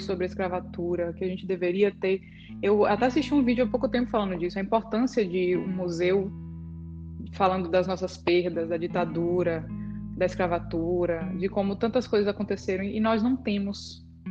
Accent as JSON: {"language": "Portuguese", "country": "Brazil", "said": "nós somos brasileiras"}